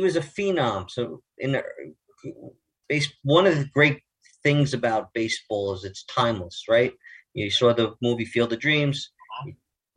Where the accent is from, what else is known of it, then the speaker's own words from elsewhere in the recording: Huntington, New York, United States; also born or lived in east end of Long Island; I grew up in Huntington